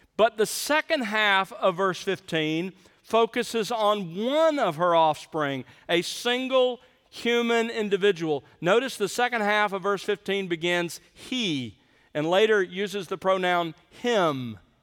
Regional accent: South Alabama, United States; moved away; I grew up in South Alabama

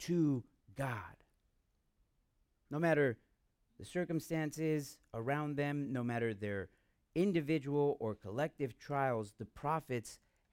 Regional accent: United States; I'm American

